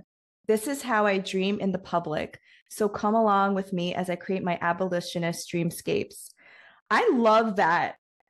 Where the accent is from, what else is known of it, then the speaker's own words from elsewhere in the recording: New York, United States; I grew up in New York.